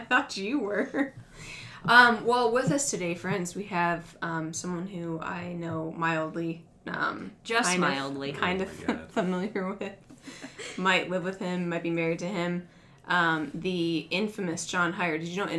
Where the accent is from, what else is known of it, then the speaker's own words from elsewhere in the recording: Northeast, United States; we are both from the Northeast